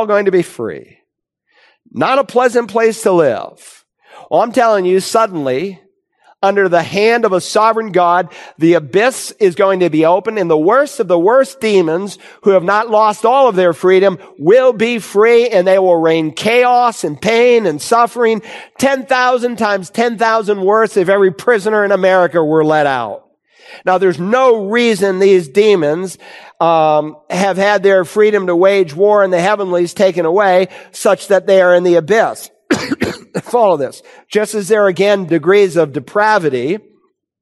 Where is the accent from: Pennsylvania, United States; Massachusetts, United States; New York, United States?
Massachusetts, United States; Worcester; moved away as an adult; I grew up in Worcester, Massachusetts, and I left home to become a campus pastor in 1978